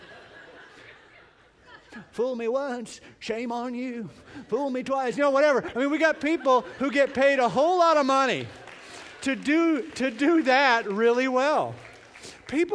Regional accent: Canada; now in United States; I'm from Canada

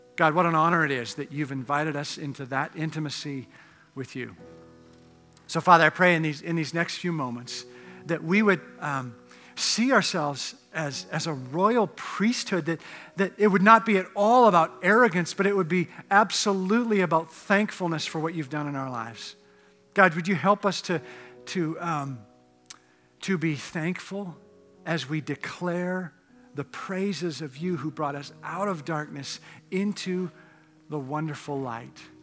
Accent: Canada; moved away; I grew up in Canada where, uh, the drinking age was eighteen

